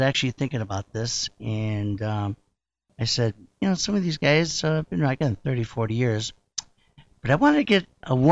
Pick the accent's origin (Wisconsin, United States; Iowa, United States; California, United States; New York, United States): New York, United States; Rochester; moved away; I'm a New Yorker. Not really New Yorker. I'm from Rochester, New York